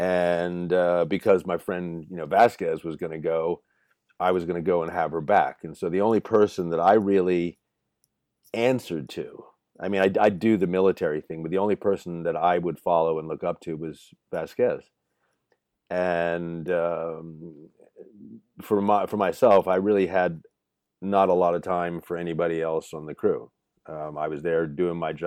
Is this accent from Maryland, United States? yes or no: yes; Baltimore, Maryland, United States; moved away; I was born in Baltimore. I was born in St. Agnes Hospital